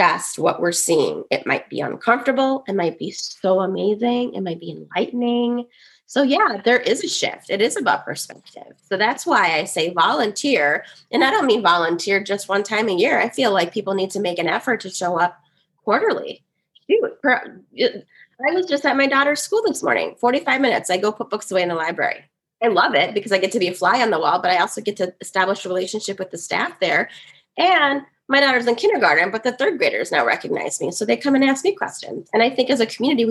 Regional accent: Woodbury, United States; I grew up in an affluent white suburb. There were not a lot of Caucasians. There are not a lot of kids that look like me in Woodbury

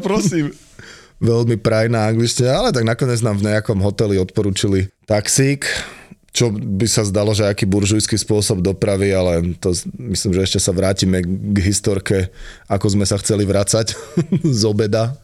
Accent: Slovakia; my sme partia zo Slovenska

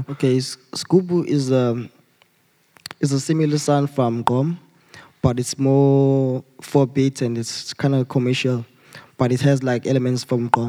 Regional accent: Durban, KwaZulu-Natal, South Africa; I'm from Durban.

